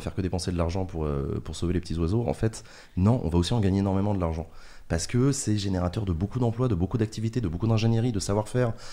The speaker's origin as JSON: {"language": "French", "town": "Paris", "region": "Île-de-France", "country": "France", "said": "je suis parisien"}